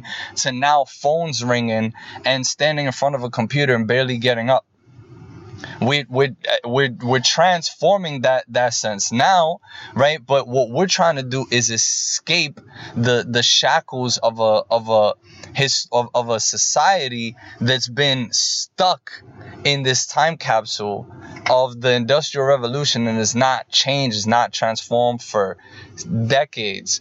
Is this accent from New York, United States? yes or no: yes; New York, United States; moved away; also born or lived in Boston; I am from Boston. I'm originally from New York. I live here in the United States, born and raised here.